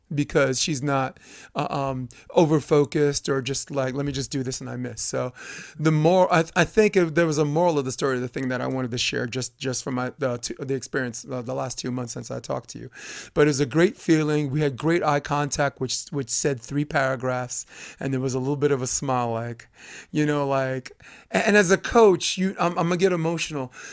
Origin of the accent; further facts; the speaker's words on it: New York, United States; as a New Yorker